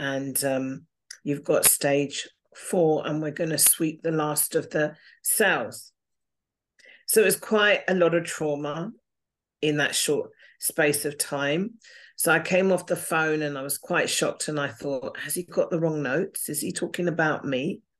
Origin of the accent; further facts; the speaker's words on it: England, United Kingdom; also born or lived in Singapore / United States; Okay, I was born in Singapore. I lived out there for five years. I was born to parents in the Air Force. Then we came back to England um, spent some time living in America and Atlanta and New York.